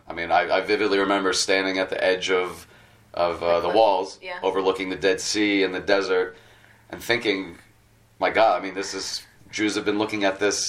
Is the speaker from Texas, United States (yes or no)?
no; Boston, Massachusetts, United States; moved away as an adult; also born or lived in Atlanta, Georgia / New York; now in Jerusalem, Israel; I grew up in Boston, and then I went to college at the University of Georgia.